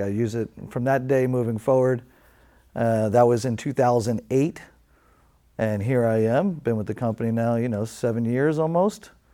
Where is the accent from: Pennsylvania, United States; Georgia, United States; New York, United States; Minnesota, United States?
New York, United States; New York City; moved away as an adult; now in California, United States; growing up in New York City, uh, especially back in the seventies and eighties